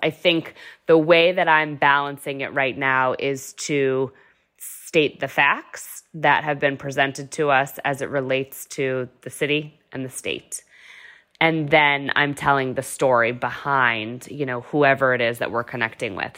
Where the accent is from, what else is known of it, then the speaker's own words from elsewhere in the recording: Massachusetts, United States; also born or lived in New Hampshire; I am actually from Massachusetts, but went to U N H